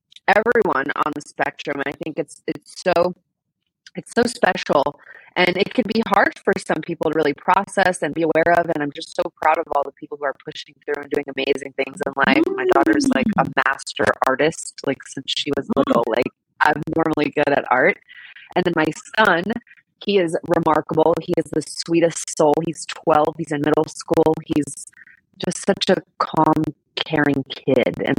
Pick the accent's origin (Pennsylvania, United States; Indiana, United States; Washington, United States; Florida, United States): Florida, United States; Miami; we were born and raised in Miami